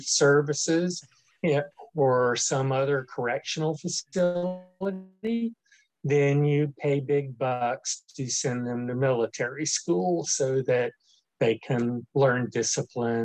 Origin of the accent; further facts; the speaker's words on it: New Orleans, Louisiana, United States; moved away; also born or lived in Mobile, Alabama / Marion, Alabama; I was actually born and raised in New Orleans